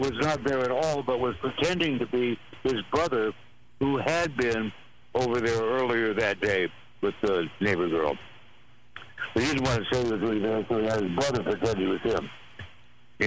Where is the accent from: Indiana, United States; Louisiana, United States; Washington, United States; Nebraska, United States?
Washington, United States; Walla Walla; Walla Walla, Washington, my hometown